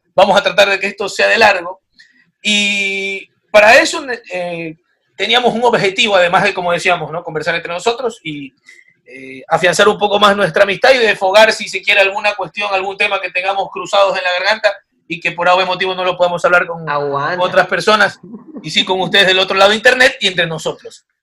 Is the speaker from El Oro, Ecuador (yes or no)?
yes; Machala, El Oro, Ecuador; en Machala, yo soy de Machala